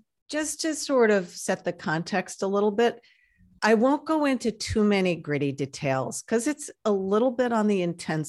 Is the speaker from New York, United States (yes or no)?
yes; New York, United States; I'm originally a New Yorker from an extremely European family. Grew up in a French-speaking home, and I'm out here on the West Coast